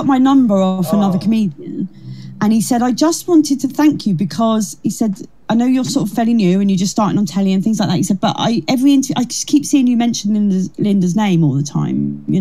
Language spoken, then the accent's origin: English; Kent, South East England, United Kingdom; She's from Kent, like me.